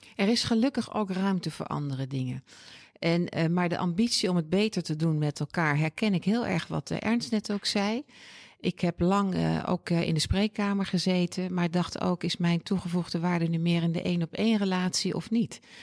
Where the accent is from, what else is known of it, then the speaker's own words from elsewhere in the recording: Oosterbeek, Gelderland, Netherlands; moved away as an adult; now in Utrecht, Netherlands; Geboren en getogen in Oosterbeek, dat ligt bij Arnhem, prachtige plaats.